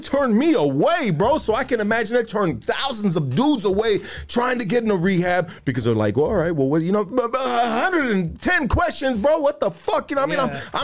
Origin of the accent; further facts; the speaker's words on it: Los Angeles, California, United States; I'm from Highland Park, right? Highland Park, Pasadena